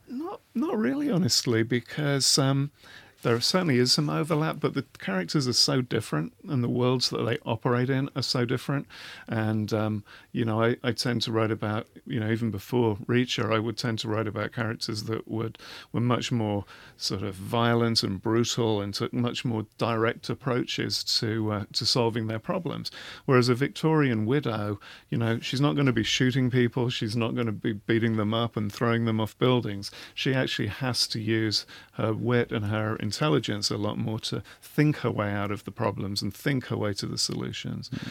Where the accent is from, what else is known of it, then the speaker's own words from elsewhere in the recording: England, United Kingdom; I'm English